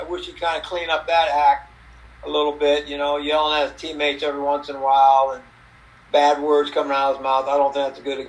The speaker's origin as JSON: {"language": "English", "town": "South San Francisco", "region": "California", "country": "United States", "tie": "born or raised there", "said": "So I grew up in South San Francisco, which is a suburb of San Francisco. And we kind of lived in the fog most of the time. It was very, very foggy in our area."}